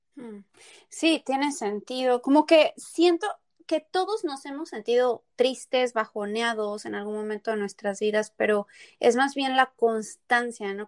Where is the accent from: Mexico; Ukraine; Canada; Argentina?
Mexico; Tepeji del Río, Hidalgo; also born or lived in Querétaro; yo nací en Querétaro, pero crecí en Tepeji del Río